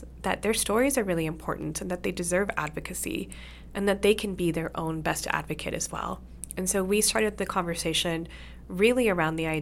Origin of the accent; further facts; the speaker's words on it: Canada; both Susie and I are of great advantage in the sense that we were born and raised in Canada.